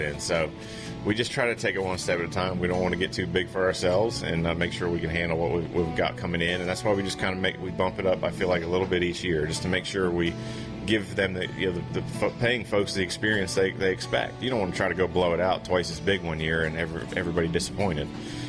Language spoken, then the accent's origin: English; New Jersey, United States; born or raised there; moved away